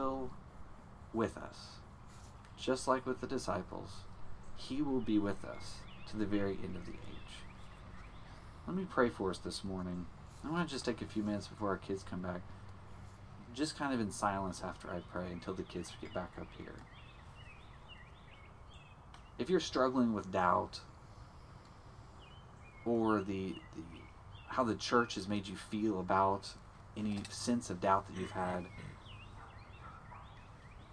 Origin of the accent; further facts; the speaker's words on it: Alabama, United States; Alabama, you get tornadoes all the time